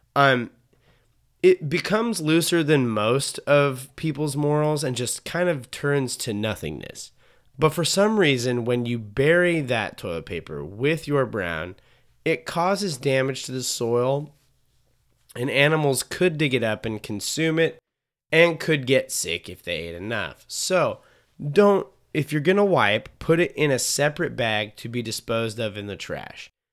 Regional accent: Montana, United States; I grew up in Montana, so it's like the prime spot for being in the wilderness

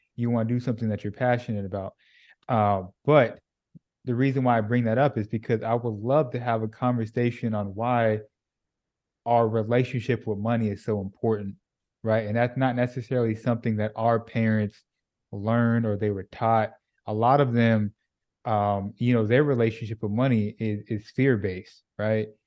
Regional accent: California, United States; moved away as an adult; now in Dallas, United States; I'm originally from California

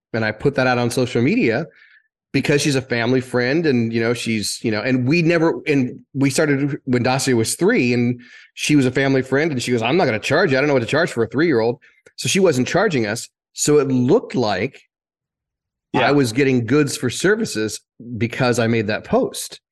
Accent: Greenwood, Indiana, United States; moved away as an adult; also born or lived in New York City; now in Florida, United States; I grew up in Indiana

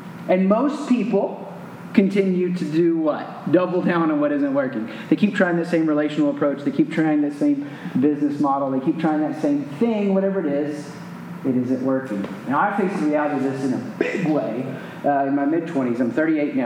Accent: the South, United States; moved away as an adult; I grew up in the South

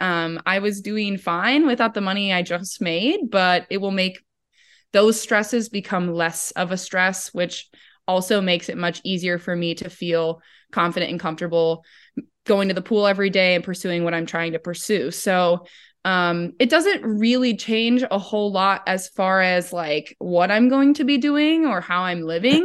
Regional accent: Midwest, United States; also born or lived in Madison, Wisconsin; us Midwesterners

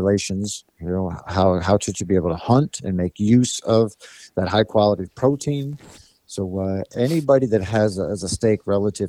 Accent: Pennsylvania, United States; I come from Pennsylvania, and actually I'm talking to you today from North Central Pennsylvania.

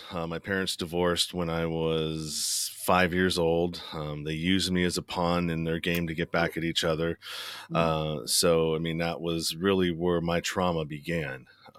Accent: Pinole, California, United States; I'm from the Bay Area, San Francisco Bay Area. And we lived in the suburb called Pinole.

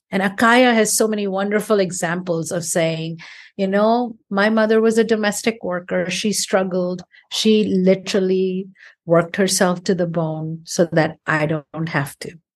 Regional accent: India; moved away; also born or lived in United States; I grew up in India. I, I left and I've had a career all over the world, um, but particularly in the United States

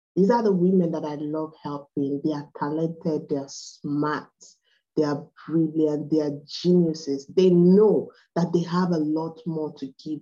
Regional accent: Nigeria; accent: Igbo; English is a second language; I'm from Nigeria. I'm from the Igbo tribe.

